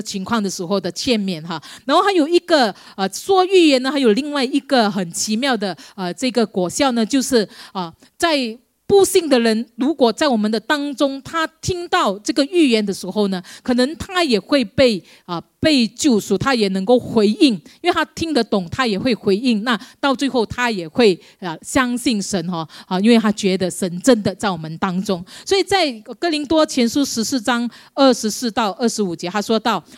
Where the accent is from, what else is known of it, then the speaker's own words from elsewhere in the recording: Malaysia; moved away as an adult; now in Singapore; 我是马来西亚人啊， 当时我从马来西亚来到新加坡